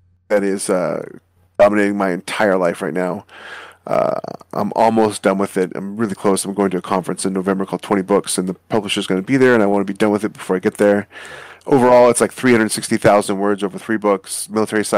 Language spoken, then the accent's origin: English; Alaska, United States; I'm a North American kid. You know, I grew up in Alaska